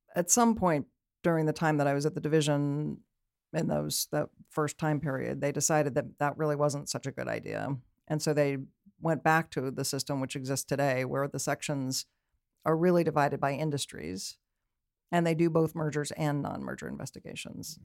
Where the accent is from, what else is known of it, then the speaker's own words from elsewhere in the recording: Berkeley, California, United States; also born or lived in Oakland, California; I grew up in Berkeley, technically